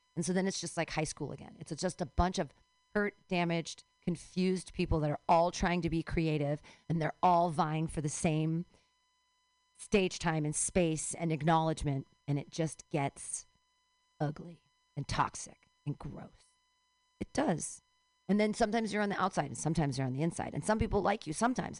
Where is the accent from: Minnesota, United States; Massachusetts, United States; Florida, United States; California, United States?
California, United States; I can legitimately claim California as a birthright